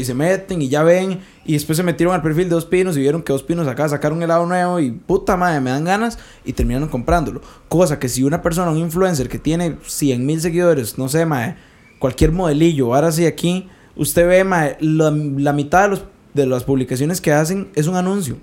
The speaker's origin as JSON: {"language": "Spanish", "country": "Costa Rica", "said": "yo soy tico"}